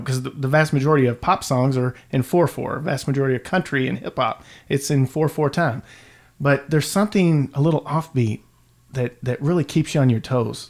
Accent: Louisville, Kentucky, United States; I am a lifelong Louisvillian, and I grew up in Valley Station

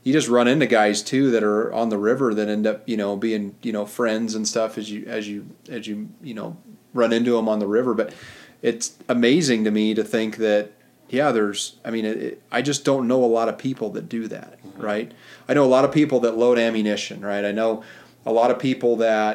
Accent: Montana, United States; I was born and raised in Montana

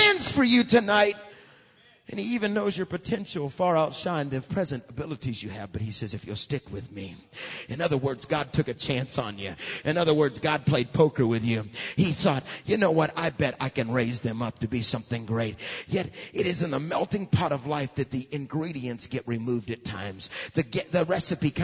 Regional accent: Alabama, United States; we're from Alabama, so we get clay, don't we? We know what clay is all about. We know what we are? We're just hardened on the outside and soft on the inside. We're a bunch of Alabamians.

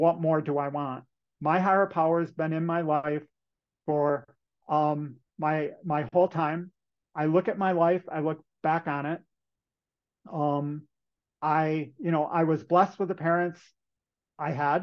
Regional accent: Western New York, United States; So when I was in high school, I'm from Western New York, and in New York State at that point in time

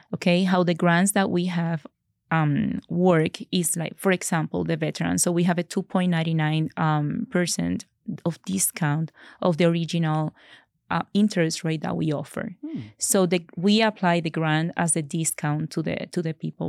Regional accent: Puerto Rico; moved away as an adult; now in Colorado, United States; I am from Puerto Rico. So I'm an original from Puerto Rico

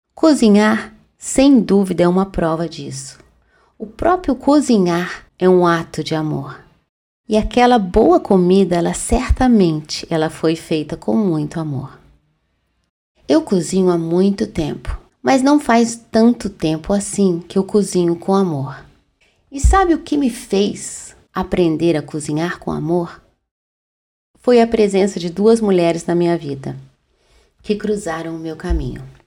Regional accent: Minas Gerais, Brazil; eu sou mineira e eu sei falar de pão de queijo

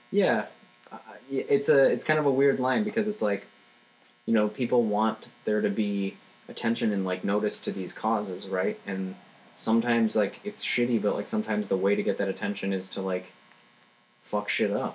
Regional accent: Rochester, Michigan, United States; Rochester, Michigan. Rochester. It's my hometown. It's like an hour north of Detroit

